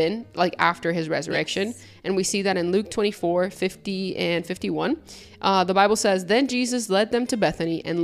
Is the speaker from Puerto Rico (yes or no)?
yes; Puerto Rico; I'm from Puerto Rico, and then Puerto Rico is the island of enchantment